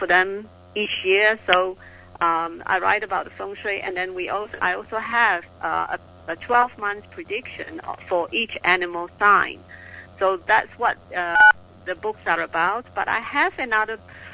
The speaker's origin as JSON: {"language": "English", "country": "Singapore", "said": "I am from Singapore."}